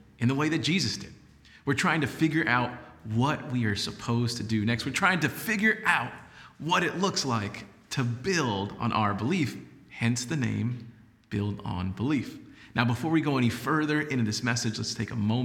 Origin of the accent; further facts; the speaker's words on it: San Antonio, Texas, United States; also born or lived in Laredo, Texas; moved back to San Antonio, and started working at News 4 San Antonio, which was known as WOAI-TV at that point. Now, in the beginning, it was amazing to be in my hometown